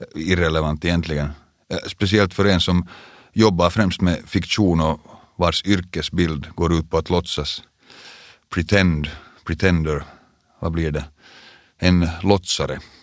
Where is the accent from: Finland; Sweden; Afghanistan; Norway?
Finland; Vaasa, Ostrobothnia; moved away; also born or lived in Porvoo; vi flyttade alltså från Borgo till Vasa, då jag gick i andra klass. Vasa kom också att bli den stad jag kallar hemstad i många år